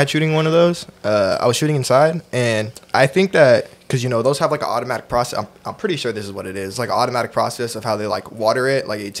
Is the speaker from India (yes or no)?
no; Oakland, California, United States; I'm from Oakland, bro.